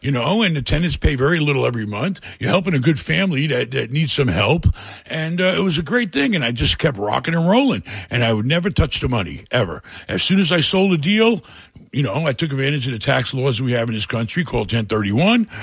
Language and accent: English; New York City, New York, United States; moved away as an adult; also born or lived in Rockaway / Queens / Brooklyn / Hell's Kitchen, Manhattan; I grew up in New York, really bad neighborhoods. You know, I grew up in a really lousy town of uh, Rockaway in a bad part.